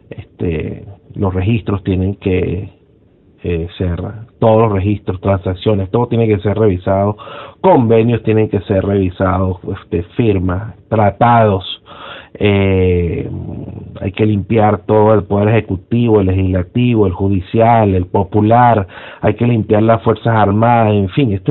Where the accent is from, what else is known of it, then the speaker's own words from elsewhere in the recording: Venezuela; lo único que nos une a nosotros, que somos, somos venezolanos y queremos lo mejor para Venezuela.